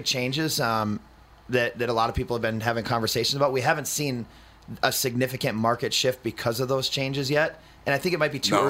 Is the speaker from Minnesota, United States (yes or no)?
yes; Fridley, Minnesota, United States; Like, I mean, I'm from Fridley and you know, we had a 1400 square foot house for five of us and we made it work.